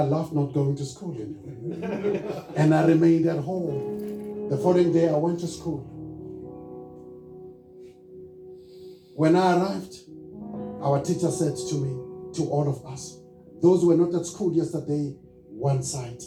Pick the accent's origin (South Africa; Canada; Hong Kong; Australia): South Africa; Soweto, Gauteng; I'm born and raised in Soweto